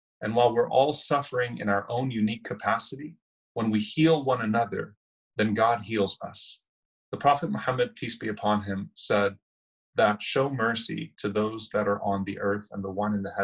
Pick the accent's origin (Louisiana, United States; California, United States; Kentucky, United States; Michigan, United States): Louisiana, United States; New Orleans; my hometown of New Orleans